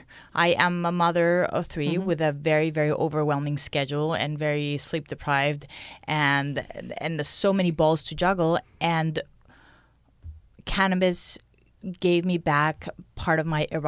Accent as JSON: {"language": "English", "country": "Mexico", "moved": "as an adult", "lives_now": "Canada", "said": "I'm from Mexico"}